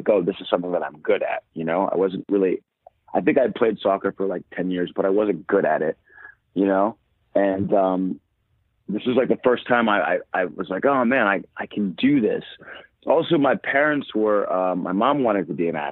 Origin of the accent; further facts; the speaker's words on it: Maryland, United States; also born or lived in New Jersey; I grew up in Maryland.